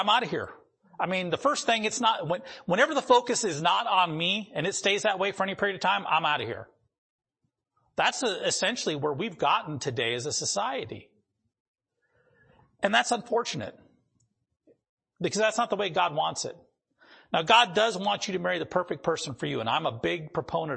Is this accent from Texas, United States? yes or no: no; North Dakota, United States; moved away; where I grew up in North Dakota